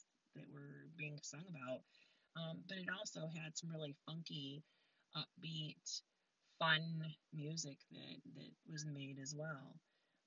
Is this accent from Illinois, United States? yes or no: no; Flushing, Michigan, United States; also born or lived in Frankenmuth, Michigan / Vassar, Michigan; I lived there until first grade, and then we moved to Flushing, and I've lived in Flushing the rest of the time. So I moved here first grade. I graduated from high school here in Flushing